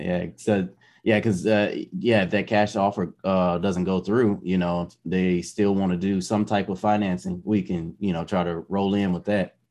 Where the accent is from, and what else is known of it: United States; moved away as an adult; also born or lived in Germany